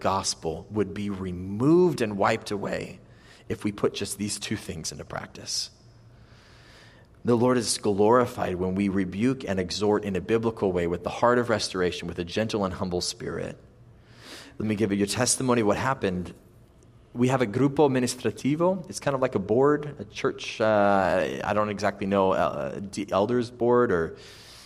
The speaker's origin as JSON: {"language": "English", "country": "United States", "also_born_or_lived": "Italy", "moved": "yes", "said": "I'm American"}